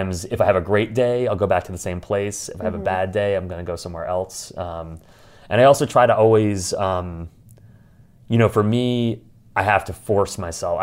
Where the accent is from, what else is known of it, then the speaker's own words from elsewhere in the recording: New York, United States; I'm a New Yorker